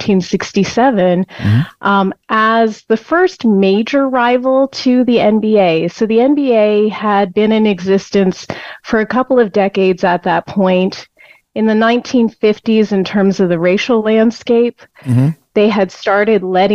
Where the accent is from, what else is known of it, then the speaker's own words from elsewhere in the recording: Canada; I grew up in Canada